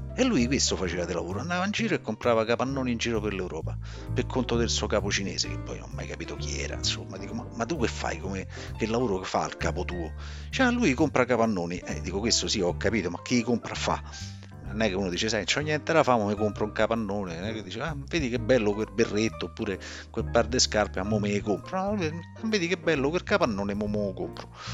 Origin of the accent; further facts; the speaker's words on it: Rome, Lazio, Italy; "Io sono di Roma."